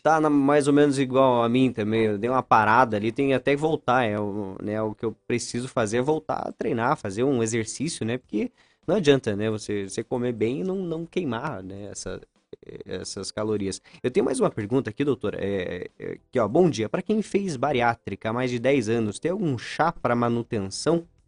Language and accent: Portuguese; São Mateus do Sul, Paraná, Brazil; moved away as an adult; now in Ponta Grossa, Brazil; eu sou de São Mateus do Sul